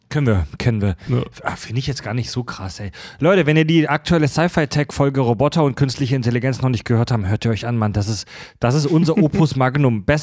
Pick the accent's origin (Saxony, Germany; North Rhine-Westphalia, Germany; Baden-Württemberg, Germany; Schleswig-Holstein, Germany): Schleswig-Holstein, Germany; würde ich euch gerne auf zwei, drei Hörner Bier oder Met in meinen Heimatort bei Schleswig einladen.